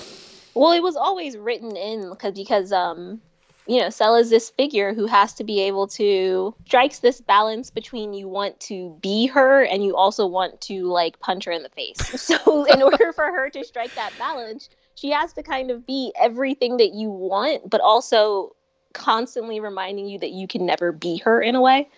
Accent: Philadelphia, Pennsylvania, United States; when I was a kid and I lived in Philly, I lived in I grew up in West Philly

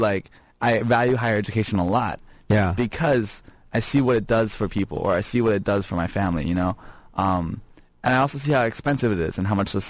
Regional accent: Buffalo, New York, United States; born there; So I was born in Buffalo, New York.

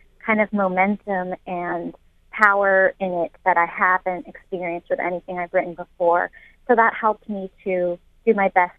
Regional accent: San Francisco, California, United States; I'm from San Francisco myself

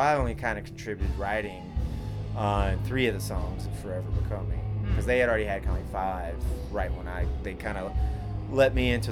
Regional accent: Nashville, Tennessee, United States; moved away; I'm originally from Nashville

